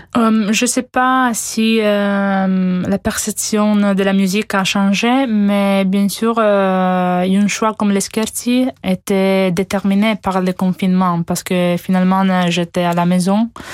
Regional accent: Italy; French is a second language; je suis italienne

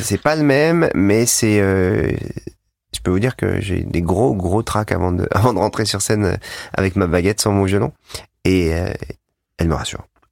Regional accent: Savoie, Auvergne-Rhône-Alpes, France; on vient tous les deux de la Savoie

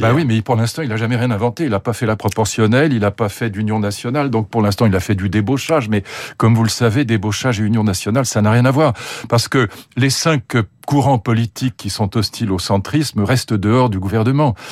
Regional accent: France; on est français

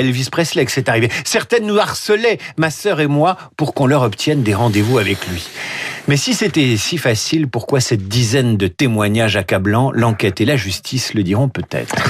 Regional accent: France; Chez nous en France

